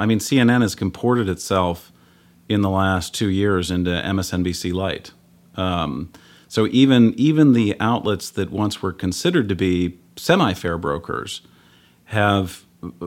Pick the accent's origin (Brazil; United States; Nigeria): United States; St. Louis, Missouri; I grew up in St. Louis